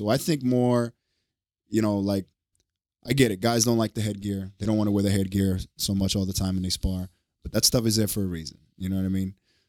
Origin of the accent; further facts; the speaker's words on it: Brooklyn, New York, United States; now in Miami, United States; I'm from Brooklyn originally